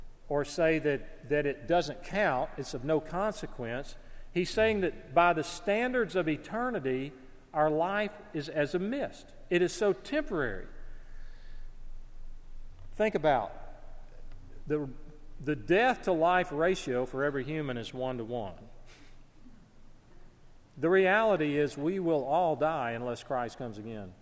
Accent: North Alabama, United States; Growing up in North Alabama

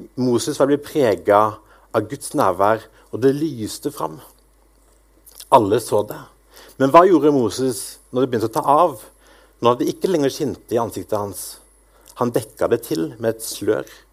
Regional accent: Grimstad, Agder, Norway; also born or lived in Askim; now in Bryne, Norway; Jeg kommer opprinnelig fra Sørlandet, fra Grimstad

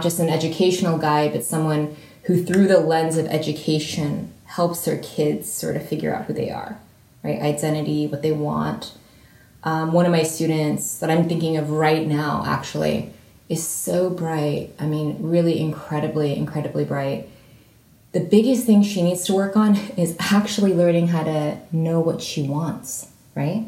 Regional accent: San Francisco Bay Area, California, United States; moved away as an adult; also born or lived in Cambridge, England; I was raised in the San Francisco Bay Area

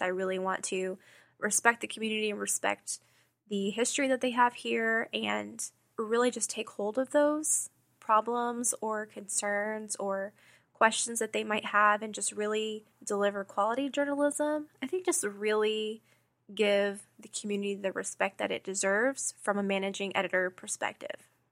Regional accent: Houston, Texas, United States; moved away as an adult; now in Kansas City, United States; I am originally from Houston. I moved to Kansas City

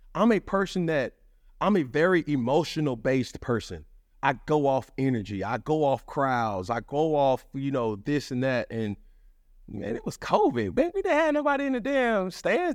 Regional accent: Atlanta, Georgia, United States; I'm from Atlanta

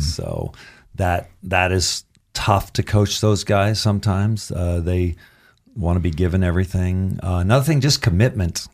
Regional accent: Caldwell, Idaho, United States; moved away; also born or lived in Santa Barbara / Vail; I was born in Caldwell because of College of Idaho.

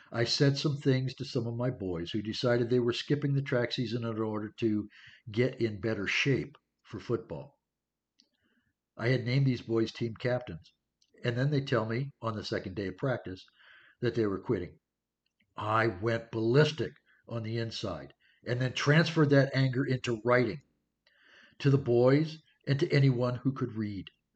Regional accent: California, United States; also born or lived in Pennsylvania; I moved from Pennsylvania to California in the early 1960s

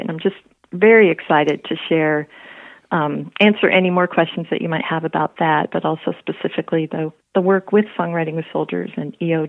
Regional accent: Colorado, United States; born there; also born or lived in Texas / New York; I am a Kala Texan Yorker. I was born in Colorado, spent many years in Texas, and many years in New York State, where I currently live and love.

